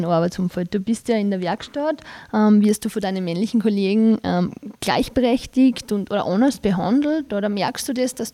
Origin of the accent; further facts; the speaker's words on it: Styria, Austria; Ich komme ja direkt aus der Obersteiermark und ähm, die kennen das halt noch nicht wirklich.